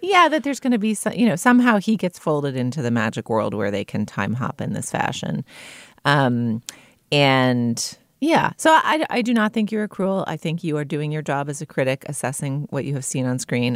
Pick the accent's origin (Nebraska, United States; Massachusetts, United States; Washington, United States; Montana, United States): Massachusetts, United States; Boston; also born or lived in New York; now in Los Angeles, United States; I grew up in Boston